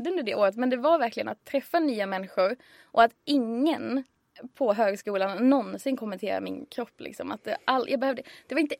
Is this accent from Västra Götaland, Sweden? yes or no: no; Skåne, Sweden; moved away as an adult; now in Stockholm, Sweden; jag tog studenten 2010 och sen flyttade till Stockholm 2011 för jag är från Skåne.